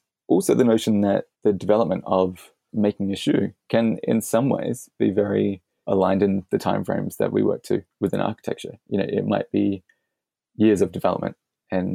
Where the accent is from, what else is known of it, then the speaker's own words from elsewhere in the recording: Adelaide, South Australia, Australia; Adelaide, which is my hometown